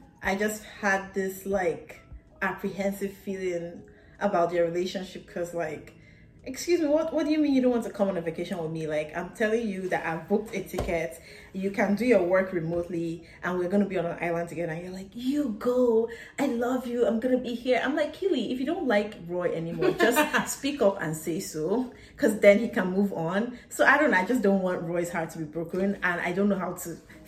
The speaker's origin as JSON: {"language": "English", "country": "Nigeria", "said": "as a Nigerian"}